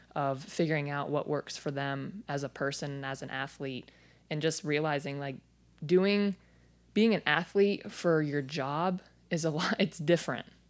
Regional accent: Phoenix, Arizona, United States; I was born and raised in Phoenix, Arizona

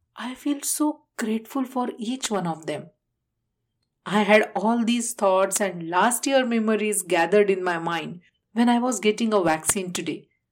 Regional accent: India; moved away; my home country, India

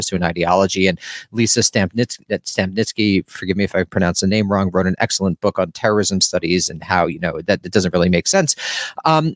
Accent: New York, United States; I'm from New York

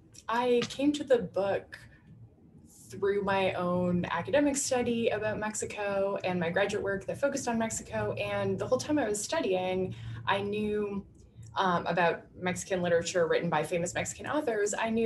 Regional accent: Ottawa, Ontario, Canada; But the church that I grew up in, I'm from Ottawa in Canada. So I'm from a mid-sized city, and the Mennonite church that I grew up in is now part of Mennonite Church Canada

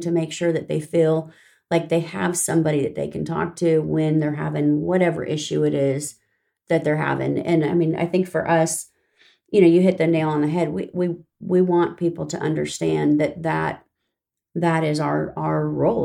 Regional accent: Riverside, California, United States; moved away as an adult; now in Tomball, United States; I grew up in Southern California.

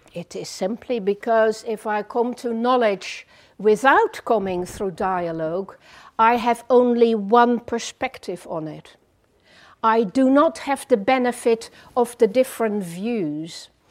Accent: Netherlands; English is a second language; moved away as an adult; also born or lived in France; now in England; I grew up in the Netherlands for 18 years, did my classical education there, then moved to France

